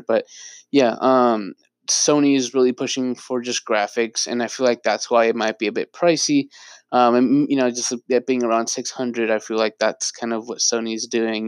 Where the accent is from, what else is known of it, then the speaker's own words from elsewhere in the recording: Bay Area, California, United States; I was born and raised in the Bay Area.